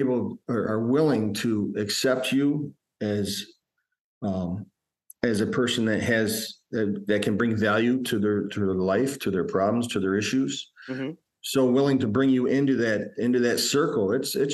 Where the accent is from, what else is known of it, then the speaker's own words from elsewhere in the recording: Fulton, New York, United States; practicing in my hometown where I grew up